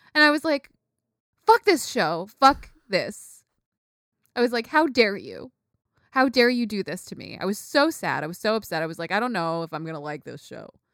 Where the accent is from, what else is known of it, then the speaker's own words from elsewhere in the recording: United States; I grew up in the United States, you know? Like, I grew up here, I'm American